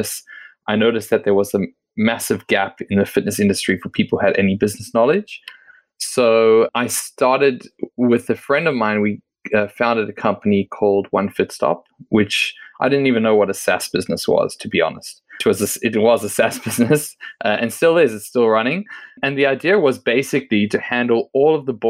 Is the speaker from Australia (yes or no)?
yes; Australia; moved away as an adult; also born or lived in South Africa; now in Israel; I was born in South Africa, moved to Australia when I was a teenager, grew up there